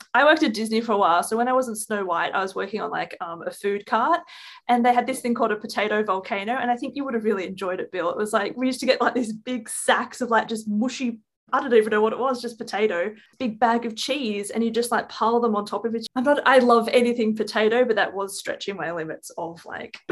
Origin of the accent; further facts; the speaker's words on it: Australia; in Australia we go alrighty roo